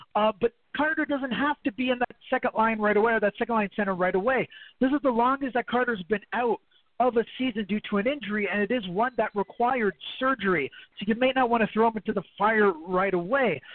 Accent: Canada; As a Canadian

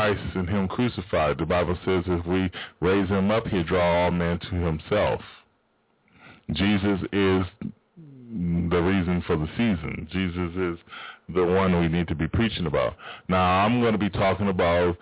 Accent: Spokane, Washington, United States; it's not like we got a bad place in Spokane

